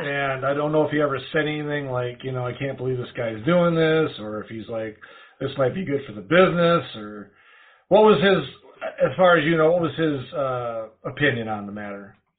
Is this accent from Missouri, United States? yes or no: no; Wisconsin, United States; I grew up in Wisconsin